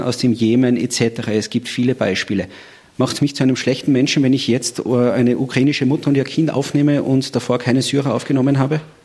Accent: Austria; bei uns in Österreich

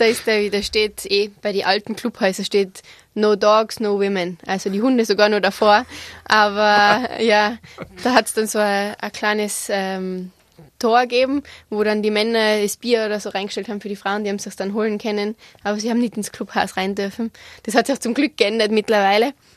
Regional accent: Igls, Tyrol, Austria; also born or lived in United States; ich bin in Igels aufgewachsen, habe so ziemlich jeden Sport ausprobiert, äh, den wir in Tirol haben

